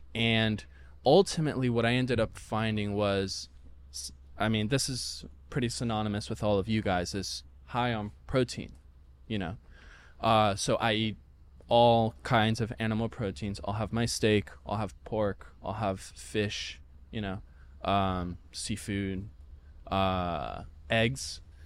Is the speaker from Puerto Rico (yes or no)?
yes; Puerto Rico; I'm from Puerto Rico, so very, very heavy on the rice and the beans